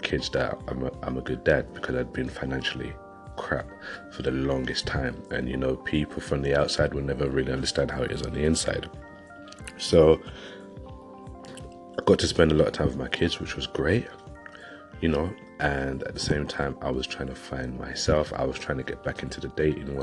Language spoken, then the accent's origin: English; London, United Kingdom; now in West Yorkshire, United Kingdom; I'm originally from London, and I've moved up to West Yorkshire, which was a good few years ago